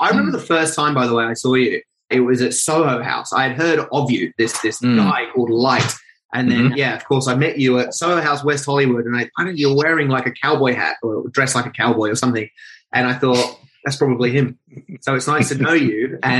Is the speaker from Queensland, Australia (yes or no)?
no; Sydney, New South Wales, Australia; born there; also born or lived in Norway; I was born in Hornsby, stayed there for 2 years, which is Sydney, Australia. And then I actually moved to Norway for like 2 years.